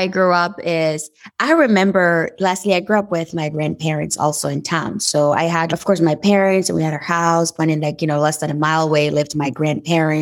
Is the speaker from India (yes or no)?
no; Dori, Sahel, Burkina Faso; English is a second language; moved away as an adult; now in United States; I was born and raised in Burkina Faso. And Burkina Faso is a country that is located in West Africa. And the town where I was born actually is called Dori